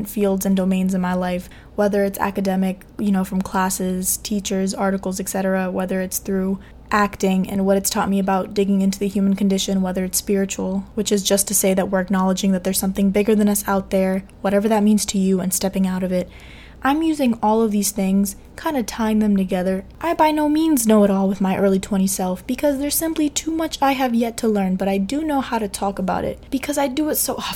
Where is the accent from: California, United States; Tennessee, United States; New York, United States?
New York, United States; New York City; also born or lived in Evanston, Illinois; I'm also Dominican from Queens, New York, born and raised